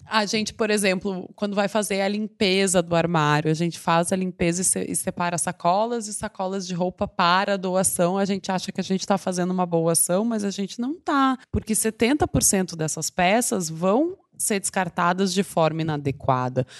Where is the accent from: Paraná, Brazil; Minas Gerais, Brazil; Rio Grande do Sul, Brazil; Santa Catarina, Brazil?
Rio Grande do Sul, Brazil; Porto Alegre; moved away as an adult; now in São Paulo, Brazil; Eu sou de Porto Alegre, mas eu moro em São Paulo há 10 anos